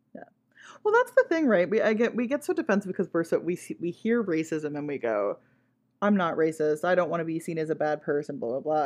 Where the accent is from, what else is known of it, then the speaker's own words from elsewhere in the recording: Ottawa, Ontario, Canada; the area of Ottawa that I grew up in was very white